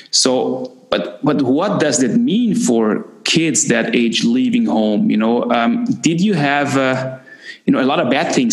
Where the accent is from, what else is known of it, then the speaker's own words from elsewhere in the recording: Canada; now in Klagenfurt, Austria; you have to imagine growing up in Canada and uh, wanting to be a hockey player. Uh, that's a dream of, of many boys. I had had the same kind of dreams